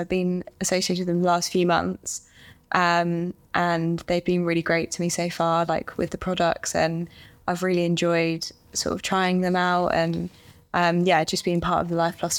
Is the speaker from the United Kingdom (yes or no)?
yes; England, United Kingdom; I'm from England and I'm a professional golfer.